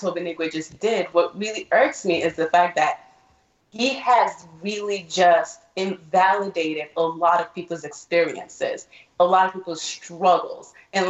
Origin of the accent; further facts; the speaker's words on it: Nigeria; now in United States; I grew up here for a good amount of, almost as half of my life, as I grew up in Nigeria.